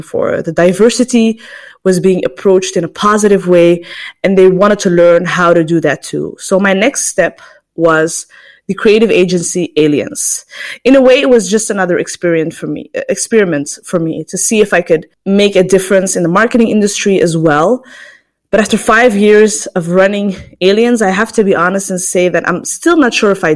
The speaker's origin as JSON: {"language": "English", "town": "Antwerp", "region": "Flanders", "country": "Belgium", "tie": "born or raised there", "said": "I was born in Antwerp in Belgium"}